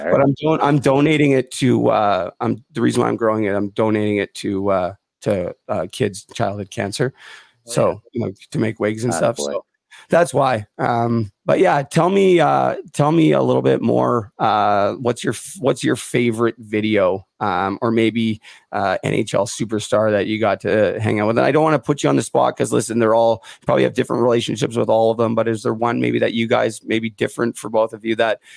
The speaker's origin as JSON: {"language": "English", "town": "Port Coquitlam", "region": "British Columbia", "country": "Canada", "tie": "born or raised there", "said": "I'm born and raised in Port Coquitlam outside of Vancouver"}